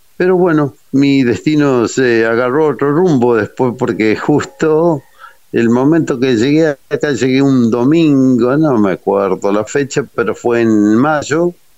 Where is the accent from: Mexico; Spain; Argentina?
Argentina; Libertador, Corrientes; moved away as an adult; Oriundo de Libertador, departamento esquina corriente.